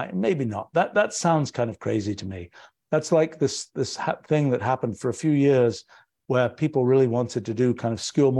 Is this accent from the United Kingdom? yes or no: yes; England, United Kingdom; now in United States; I was very surprised about this when I came to the US from England